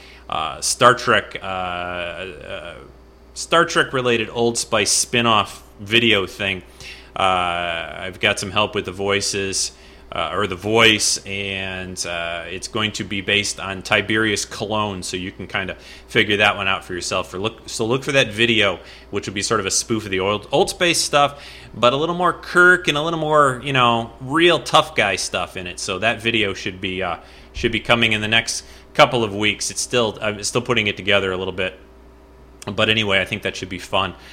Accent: California, United States; moved away; I grew up in California for a few years

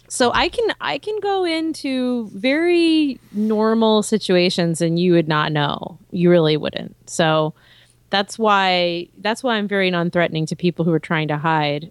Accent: Texas, United States; I am a Texan

